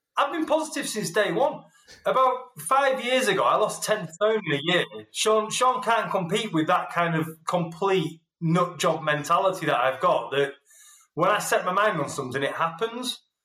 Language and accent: English; Yorkshire and the Humber, United Kingdom; I'm a Yorkshireman who's half Scottish